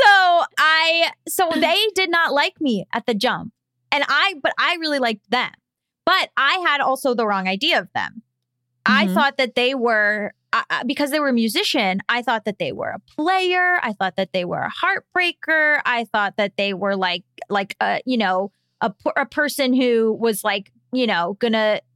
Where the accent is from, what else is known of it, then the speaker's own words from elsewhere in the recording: Florida, United States; I was sadly from Florida